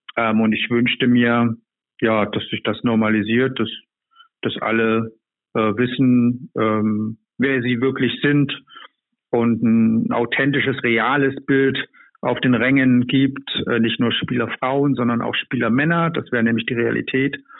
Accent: East Germany, Germany; Ich bin in der Diktatur groß geworden

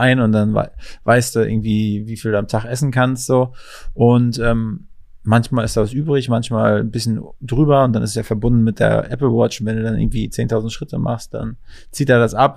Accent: Mecklenburg-Vorpommern, Germany; moved away; Ich komme aus MacPom ursprünglich

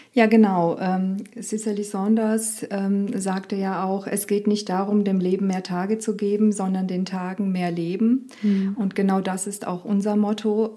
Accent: Romania; also born or lived in Rhein-Lahn, Germany; now in Germany; ich bin in Rumänien aufgewachsen

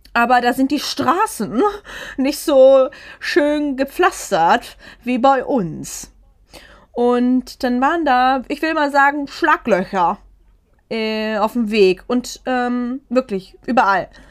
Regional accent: Germany; aus Germany

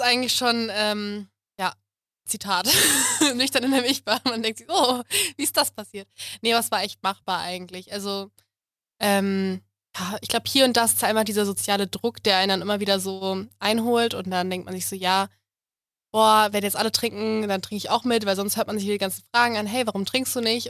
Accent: Munich, Bavaria, Germany; Ich komme aus München

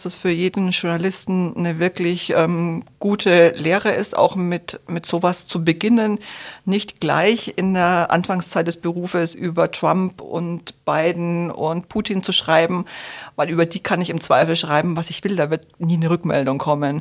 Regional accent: Franconia, Bavaria, Germany; moved away; Ich komme nämlich ursprünglich aus Franken

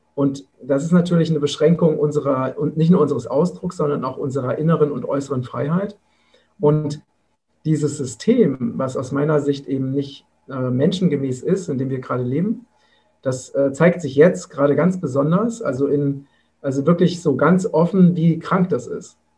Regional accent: Vogelsberg, Hesse, Germany; im Vogelsberg, das ist meine Heimat in Hessen

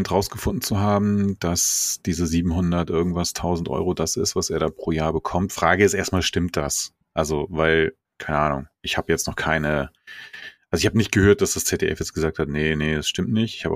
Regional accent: Hesse, Germany; born there; ich bin ja in Hessen geboren, aber hab da nur.

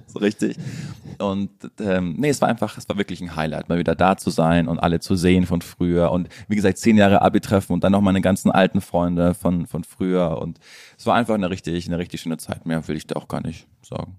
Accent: Bavaria, Germany; moved away as an adult; now in Berlin, Germany; Ich war in meiner alten Heimat Bayern

